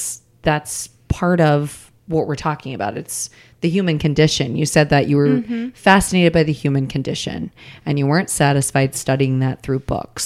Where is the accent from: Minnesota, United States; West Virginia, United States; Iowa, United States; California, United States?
Iowa, United States; Des Moines; I'm from Des Moines.